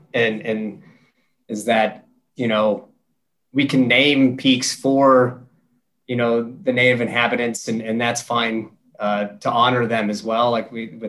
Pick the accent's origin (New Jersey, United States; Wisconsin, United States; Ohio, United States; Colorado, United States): Colorado, United States; Evergreen; we grew up in Evergreen in the shadow of Mount Evans and our grandparents' ashes are on that mountain.